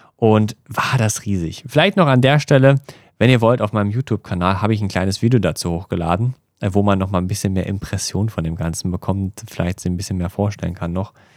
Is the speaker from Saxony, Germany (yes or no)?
no; Berlin, Germany; moved away as an adult; now in Tokyo, Japan; als, als Berliner oder als Deutscher